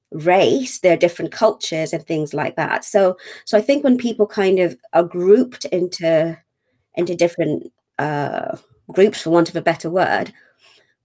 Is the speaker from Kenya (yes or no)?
yes; Kenya; also born or lived in Manchester / London; now in United Kingdom; I'm from Kenya, was born in Kenya